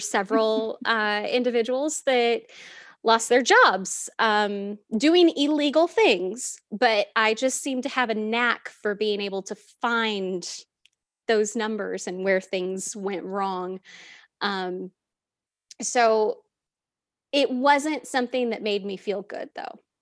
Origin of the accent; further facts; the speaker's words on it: Southern California, United States; moved away as an adult; also born or lived in Las Vegas, Nevada; now in Charlotte, United States; I was born and raised in Southern California, moved to Vegas